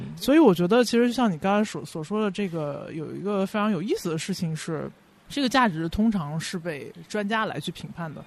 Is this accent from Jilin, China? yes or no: no; Beijing, China; 我自己算是半个北京人，因为我 不，没有在二环长大，但是也算在北京长大